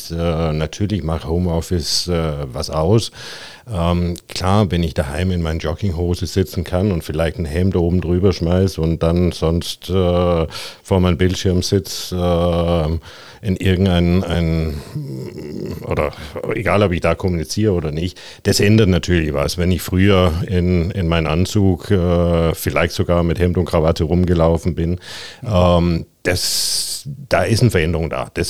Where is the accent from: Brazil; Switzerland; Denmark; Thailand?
Denmark; German is a second language; moved away as an adult; now in Stuttgart, Germany; ich bin ein Däne, der mal Deutsch lernen wollte, äh, bin nach Deutschland gegangen und bin hier gestrandet, bin hier seit 30 Jahren.